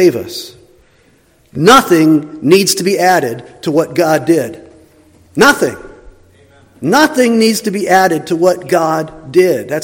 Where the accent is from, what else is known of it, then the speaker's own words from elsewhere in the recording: the East, United States; moved away; also born or lived in Kansas City; I'm from the East